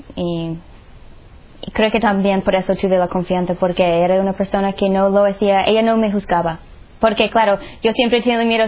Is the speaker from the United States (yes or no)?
yes; Nashville, Tennessee, United States; Spanish is a second language; moved away; soy de Estados Unidos, um, de Nashville, Tennessee. Crecí allí